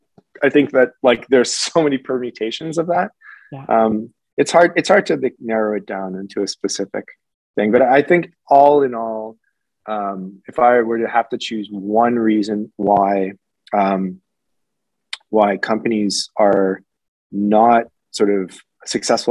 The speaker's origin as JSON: {"language": "English", "country": "Canada", "said": "as a Canadian"}